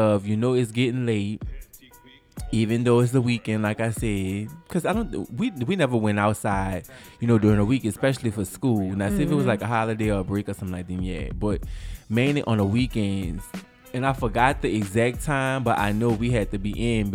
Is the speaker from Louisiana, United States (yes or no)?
yes; New Orleans, Louisiana, United States; growing up in Versailles Arms Apartments